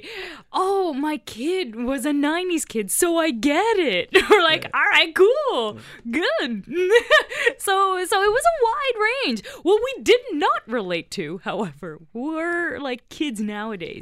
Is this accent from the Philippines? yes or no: yes; Philippines; now in Toronto, Canada; I'm actually from the Philippines, and so Air Force did not air there.